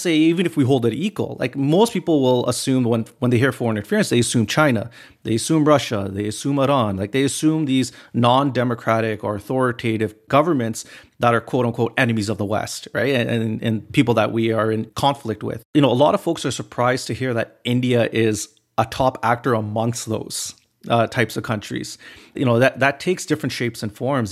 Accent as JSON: {"language": "English", "country": "Canada", "tie": "born or raised there", "said": "I'm a Canadian, I'm born and raised here"}